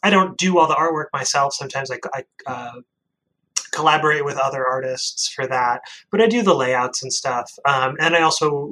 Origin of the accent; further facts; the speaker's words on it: Maine, United States; I grew up in Maine